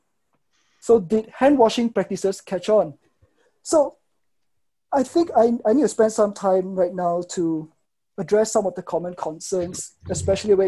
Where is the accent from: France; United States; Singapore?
Singapore; I am from Singapore